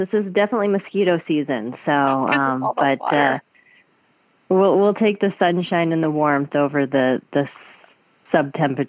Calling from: Minneapolis, Minnesota, United States; I'm calling from Minneapolis.

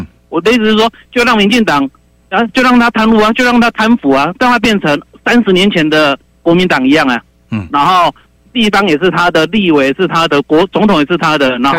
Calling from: Miaoli County, Taiwan; 你好，你好，

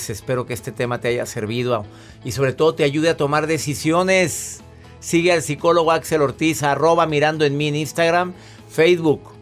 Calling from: Colombia; soy de Colombia y escucho su transmisión por YouTube.

